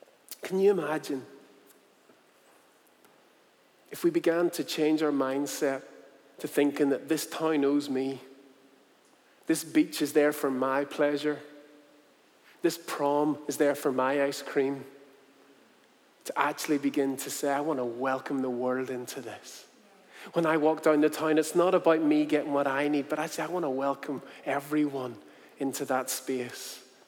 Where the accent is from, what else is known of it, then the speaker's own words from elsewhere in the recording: South Korea; I said, you know what, I'm from Korea, so not too far away.